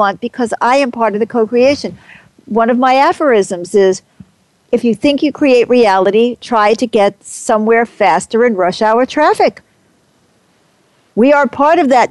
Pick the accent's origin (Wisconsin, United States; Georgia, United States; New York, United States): New York, United States; New York City; I grew up as an American. I was born in, I hate to tell you, 1945. I was brought up in New York City